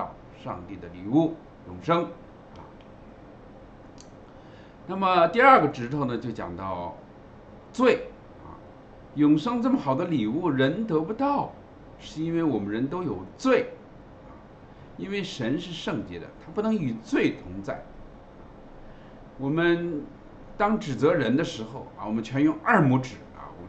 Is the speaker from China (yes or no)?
yes; China; 圣经里所讲的罪呢，跟我们中国人所定义的罪呢是不一样的啊。